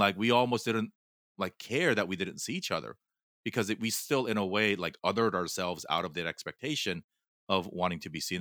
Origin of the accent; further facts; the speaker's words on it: Fullerton, California, United States; first language Korean; English is a second language; also born or lived in South Korea; we moved from Korea to Fullerton when I was eight